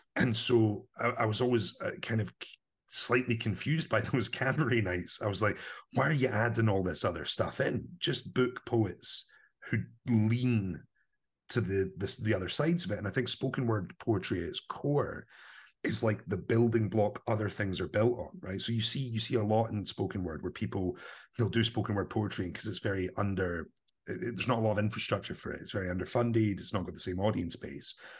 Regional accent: Livingston, Scotland, United Kingdom; I grew up in Livingston, kind of new town

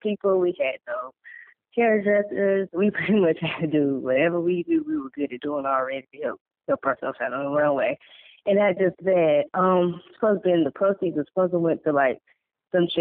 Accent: Greensboro, North Carolina, United States; I'm a model from North Carolina

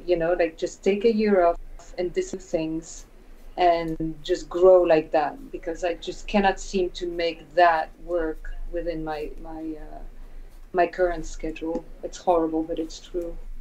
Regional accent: France; moved away as an adult; also born or lived in United States; when I was a kid, growing up around the Peugeot plants, you know, the Peugeot factories

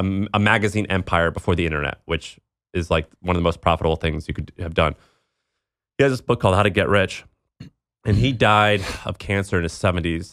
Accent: Midwest, United States; growing up in the Midwest

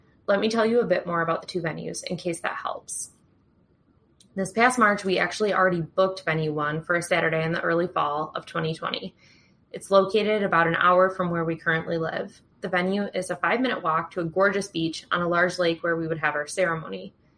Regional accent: Michigan, United States; I'm a bridechilla from Michigan in the U.S.

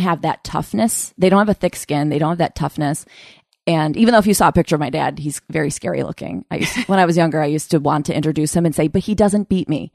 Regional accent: Utica, New York, United States; moved away; I'm from Utica, outside of Utica, New York

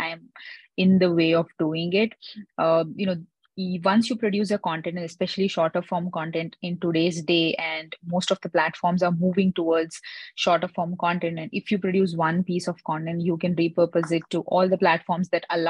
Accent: India; I'm basically from India

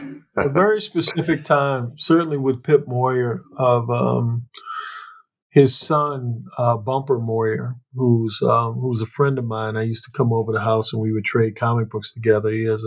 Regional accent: Annapolis, Maryland, United States; my hometown of Annapolis, Maryland

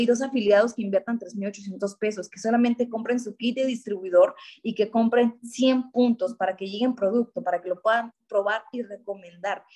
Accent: Oaxaca, Mexico; soy de Oaxaca, orgullosamente oaxaqueña

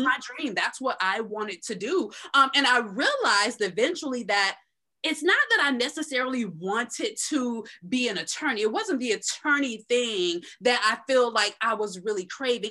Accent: Tampa, Florida, United States; also born or lived in Tallahassee; now in Central Florida, United States; I was born and raised in Tampa

